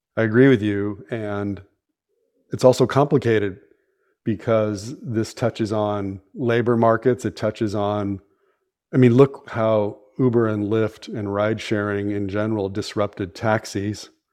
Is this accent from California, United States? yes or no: yes; San Francisco Bay Area, California, United States; born or raised there